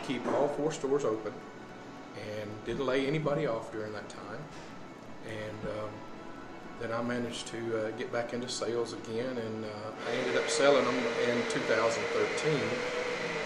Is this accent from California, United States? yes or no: no; Trenton, Tennessee, United States; also born or lived in Humboldt, Tennessee / Dyer, Tennessee; I was raised in Trenton for most of my life.